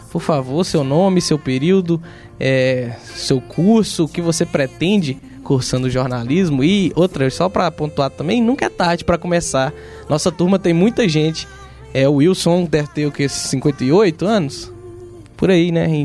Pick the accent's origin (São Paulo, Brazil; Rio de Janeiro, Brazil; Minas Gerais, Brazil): Minas Gerais, Brazil; Mas você falou Vale do Jequitinhonha, eu também sou de lá.